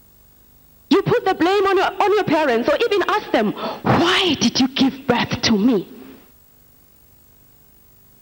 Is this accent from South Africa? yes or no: yes; South Africa; now in Nigeria; I'm from South Africa.